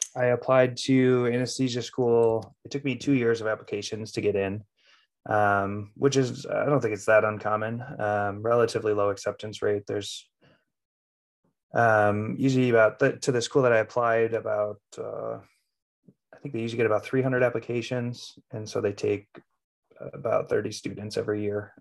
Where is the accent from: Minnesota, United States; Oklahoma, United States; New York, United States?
Minnesota, United States; Plymouth; I grew up in Plymouth, Minnesota, and was a Wyzetta High School graduate